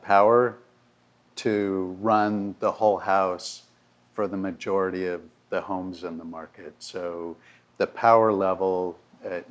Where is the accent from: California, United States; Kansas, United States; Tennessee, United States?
California, United States; moved away; I'm from California originally